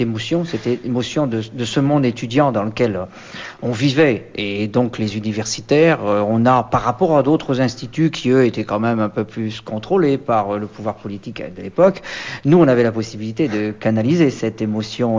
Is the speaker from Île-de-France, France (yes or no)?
no; Breton, Brittany, France; en tant que breton